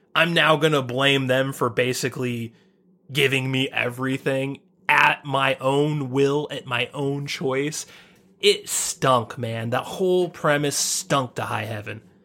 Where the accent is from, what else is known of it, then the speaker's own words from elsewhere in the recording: United States; We grew up in the United States of America